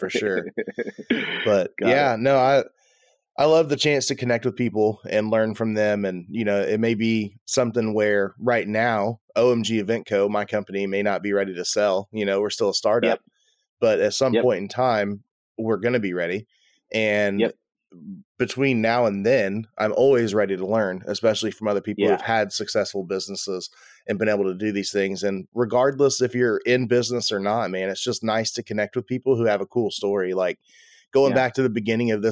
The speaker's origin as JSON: {"language": "English", "region": "South Texas", "country": "United States", "said": "I'm from South Texas"}